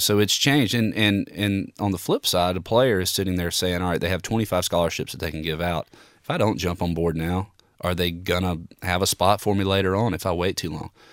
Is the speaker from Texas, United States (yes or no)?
no; Alabama, United States; growing up in Alabama